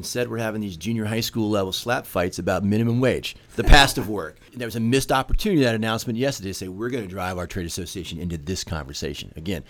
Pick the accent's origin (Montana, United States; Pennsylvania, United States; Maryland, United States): Maryland, United States; my home state of Maryland